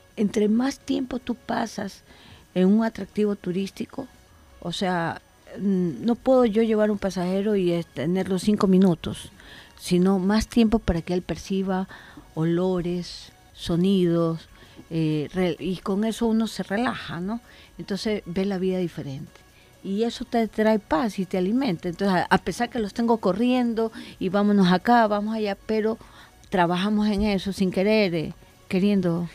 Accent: Ecuador; Yo creí en mi país

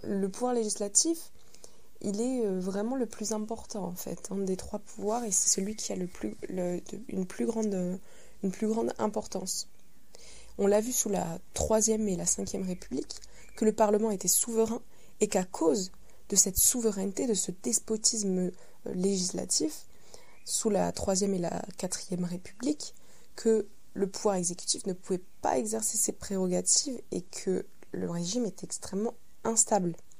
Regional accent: France; Chez nous, en France

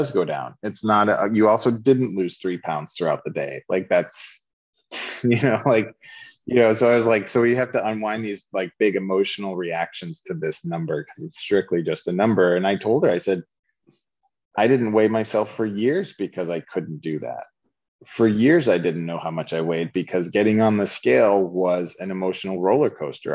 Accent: Lowell, Massachusetts, United States; accent: Boston; I grew up in Lowell, Massachusetts, blue collar Boston suburb. I used to talk like, all the Boston movies sound, you know. I didn't have an R anywhere in my words

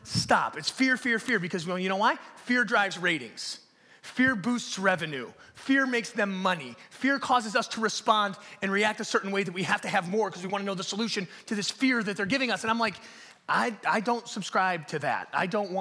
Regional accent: Detroit, Michigan, United States; I grew up in Detroit. I grew up over by like 7 Mile and Kelly on Novara Street

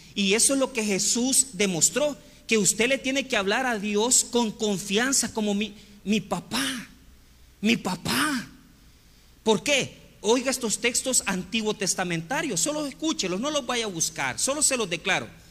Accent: Santa Tecla, La Libertad, El Salvador; Yo me crié en la iglesia católica y estudié en el colegio Champañat en Santa Tecla.

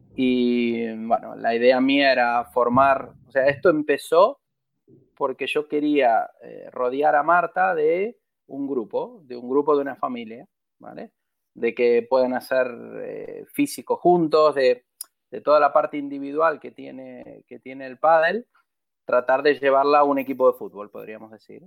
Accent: Argentina; Son 30 años y soy argentino

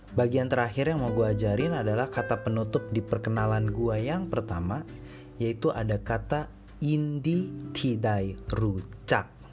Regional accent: Indonesia; gua kan Indonesia

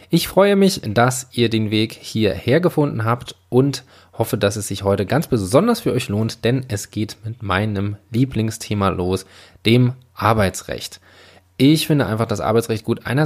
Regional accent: Northern Germany, Germany; now in Frankfurt, Germany; habe ich mich entschlossen, für September meine wunderschöne Stadt Frankfurt zu verlassen und in meine Heimat nach Norddeutschland zu gehen

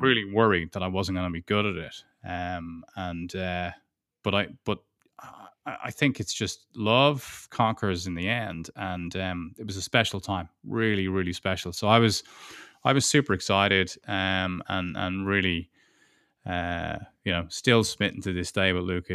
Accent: Ireland; now in United Kingdom; Beatrice is German, and I'm Irish, and we're living in the U K

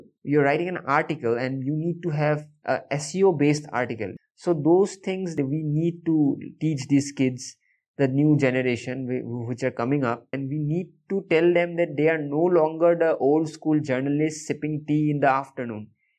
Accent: Delhi, India; Then what I have sensed, because I am coming from Delhi and I might have a biased outlook, there is a bit of talent problem.

